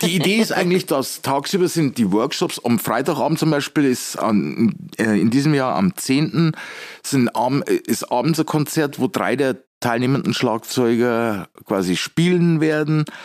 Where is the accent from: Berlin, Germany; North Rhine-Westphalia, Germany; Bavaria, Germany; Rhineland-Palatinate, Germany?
Bavaria, Germany; Weiden; moved away as an adult; also born or lived in New York / Munich; now in Regensburg, Germany; ursprünglich komme ich aus Weiden in der Oberpfalz